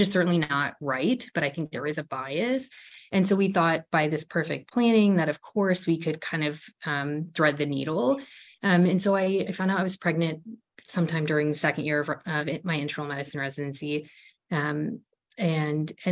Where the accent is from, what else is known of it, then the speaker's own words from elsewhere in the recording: Ohio, United States; moved away as an adult; We're both from Ohio